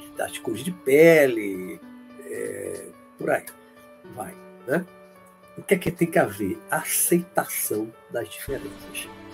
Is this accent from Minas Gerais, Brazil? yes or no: no; Bahia, Brazil; also born or lived in Olinda, Pernambuco; sou pernambucano apenas de nascimento em Olinda, mas eu sou criado e a maior parte da minha vida, mais de 55 anos de Bahia.